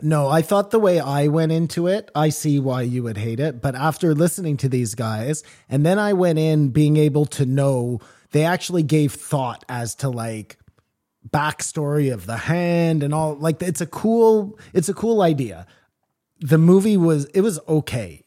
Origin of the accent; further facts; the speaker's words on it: Canada; I'm Canadian